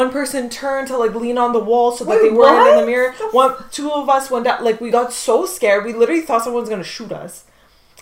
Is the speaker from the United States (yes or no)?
no; Canada; we're Canadian